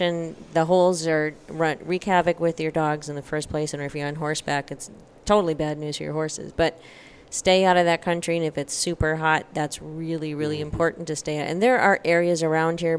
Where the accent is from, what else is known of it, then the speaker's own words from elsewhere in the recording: North Dakota, United States; moved away; the country I grew up in North Dakota